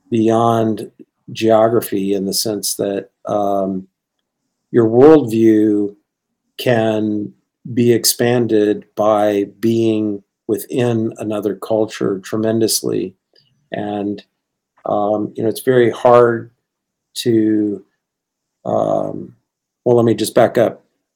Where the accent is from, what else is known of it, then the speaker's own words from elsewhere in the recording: Bangkok, Thailand; now in Richmond, United States; growing up in the International School of Bangkok. So my comfort zone always has been kind of international, and one of the things that I love now, I've lived now in Richmond, Virginia, for longer than I lived in Thailand and anywhere else, really.